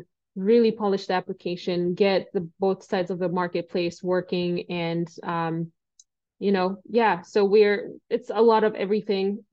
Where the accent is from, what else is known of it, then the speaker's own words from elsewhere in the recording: Kenya; moved away as an adult; now in United States; I came to the US from Kenya when I was 18 years old to study math and mechanical engineering.